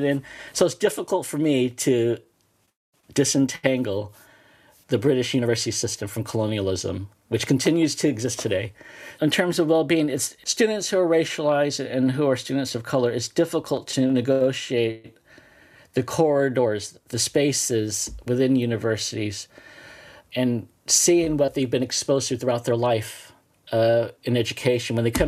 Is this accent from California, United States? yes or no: yes; California, United States; now in England, United Kingdom; I'm originally from California, and not necessarily California. It's settled lands, colonial settled lands of the Ohlone settlement before it was classified as California. So I understand that I come from a land of settler colonialism